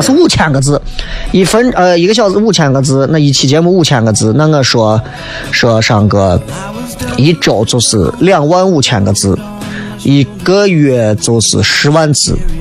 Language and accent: Chinese; Xi'an, Shaanxi, China; 因为我们的方言真的太多年了